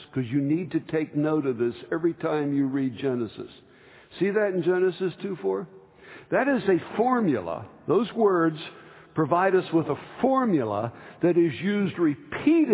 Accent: New Jersey, United States; I grew up in New Jersey eating grits

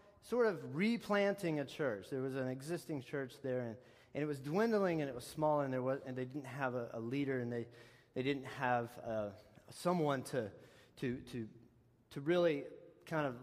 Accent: Texas, United States; moved away; where I'm from, my hometown of Texas, we have this white stuff they call caliche

